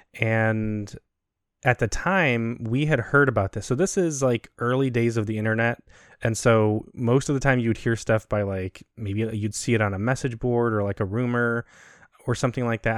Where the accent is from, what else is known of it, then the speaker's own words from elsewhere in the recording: Chicago, Illinois, United States; moved away as an adult; also born or lived in Maxwell Air Force Base, Alabama; we're from Chicago, and so we're used to planes from O'Hare and Midway